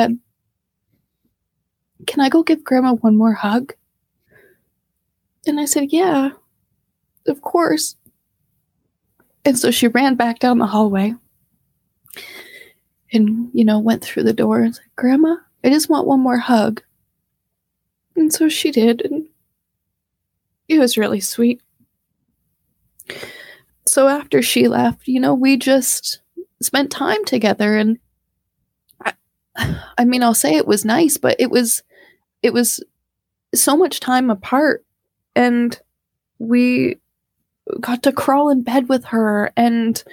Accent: Canada; we're Canadian

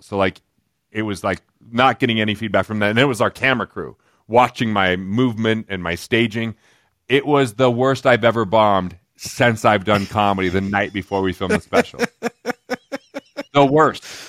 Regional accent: Price, Utah, United States; also born or lived in East Carbon, Utah; where I grew up originally till third grade was a little tiny town called East Carbon, Utah

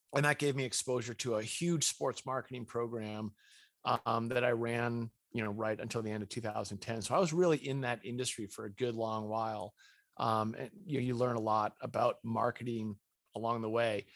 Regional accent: Winchester, Massachusetts, United States; I was raised in New England, i, in a, this town called Winchester, Massachusetts

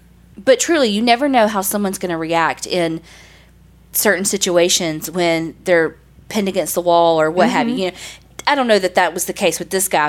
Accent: Morgantown, West Virginia, United States; I'm from West Virginia. I live just outside of Morgantown currently, but I have lived in Morgantown, West Virginia my whole life.

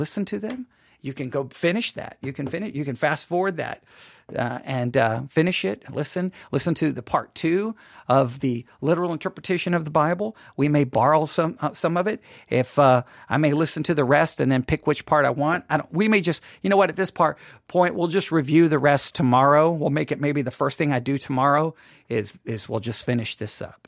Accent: Texas, United States; I'm from Texas

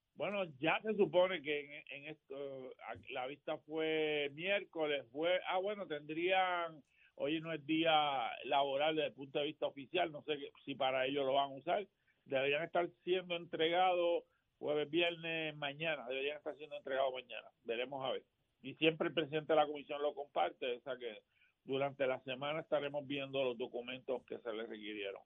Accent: Gurabo, Puerto Rico; regreso a mi pueblo siempre

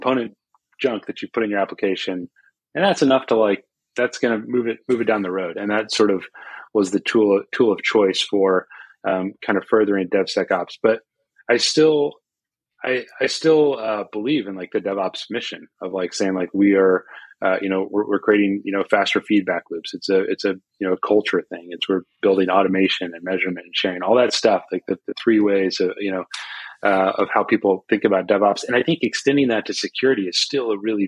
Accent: Austin, Texas, United States; here in Austin, or my hometown

